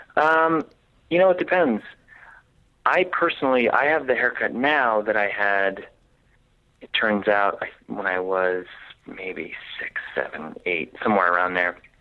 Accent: Jersey Shore, New Jersey, United States; moved away; And Jersey Shore is exactly where I'm from. It's not even like I'm from another part of the state. That is precisely where I grew up.

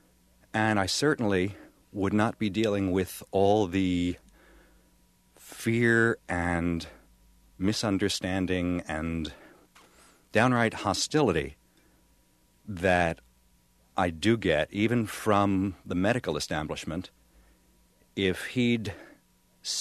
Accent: New York City, New York, United States; I'm from Brooklyn, New York

